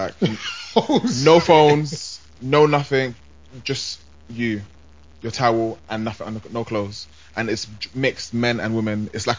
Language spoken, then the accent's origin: English; United Kingdom; I'm British. I'm black.